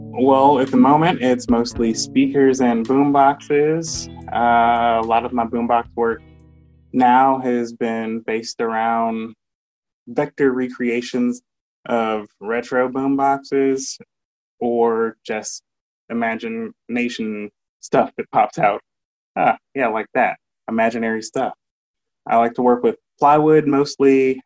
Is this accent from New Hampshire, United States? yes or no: no; Benton Harbor, Michigan, United States; I was raised in Benton Harbor, Michigan, as an adopted child of two really cool people.